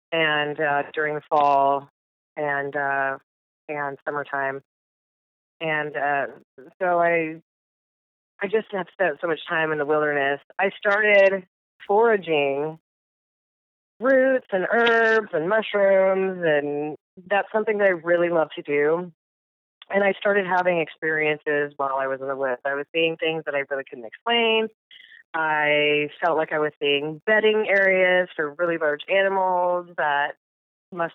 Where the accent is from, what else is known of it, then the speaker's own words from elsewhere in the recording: United States; I grew up outside of the Native American reservation called Pilette Reservation. And it's fairly deep in the woods